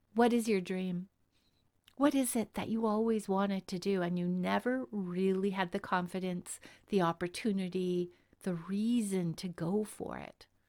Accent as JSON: {"language": "English", "country": "Canada", "said": "I'm Canadian"}